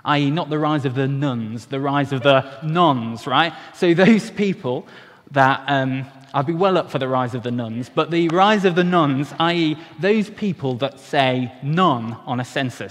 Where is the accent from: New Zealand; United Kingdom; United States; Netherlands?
United Kingdom; Wales; as a Welshman